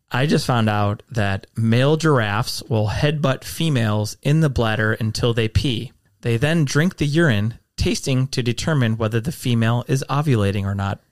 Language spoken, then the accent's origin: English; Midwest, United States; I definitely identify that as a Midwesterner